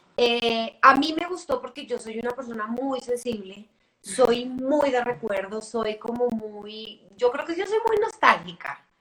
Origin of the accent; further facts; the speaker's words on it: Bogotá, Colombia; also born or lived in New York; yo soy bogotana, yo hice la carrera en, Bogotá